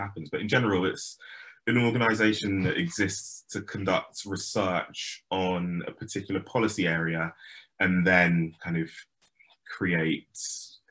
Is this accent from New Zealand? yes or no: no; London, United Kingdom; also born or lived in Sheffield; I was brought up in Hackney